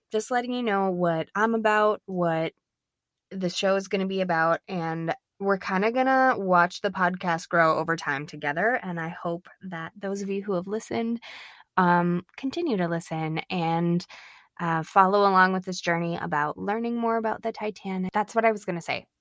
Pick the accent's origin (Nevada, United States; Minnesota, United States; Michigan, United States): Minnesota, United States; I'm from Minnesota, I'm not from Saint Paul